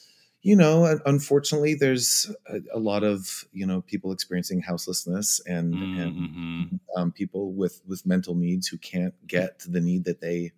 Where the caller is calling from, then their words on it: New York City, New York, United States; I'm in New York City.